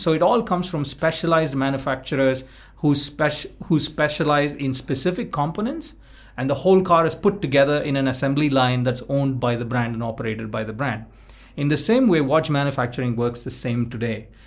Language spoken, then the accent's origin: English; India; We felt that we grew up in the India in the last two decades